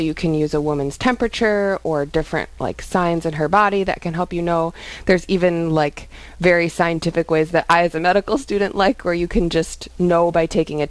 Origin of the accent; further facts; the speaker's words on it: Sioux Falls, South Dakota, United States; also born or lived in Atlanta, Georgia; I grew up in Sioux Falls, went to college in Atlanta, Georgia, and then I came back for medical school.